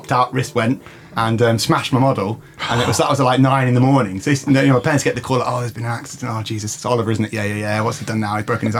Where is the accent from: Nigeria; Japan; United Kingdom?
United Kingdom; England; now in Ireland; as an Englishman, a tea drinker